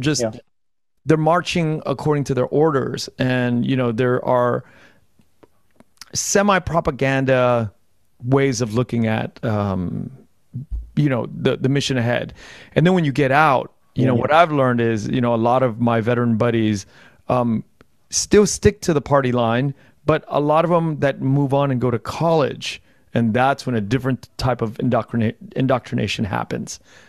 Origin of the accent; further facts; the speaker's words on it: United States; And as an American, we have these privileges of kind of analyzing war that way.